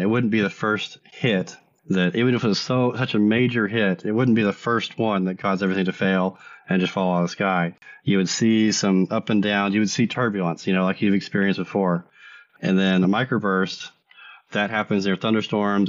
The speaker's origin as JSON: {"language": "English", "country": "United States"}